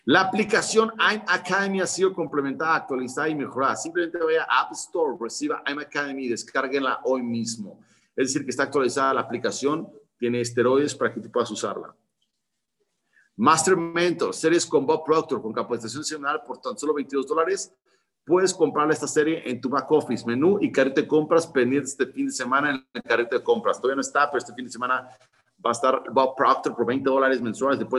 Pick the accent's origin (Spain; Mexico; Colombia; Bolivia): Spain; Puedes vender gente, ahora nosotros pues somos españoles, de A la Z, puedes vender a todo el mundo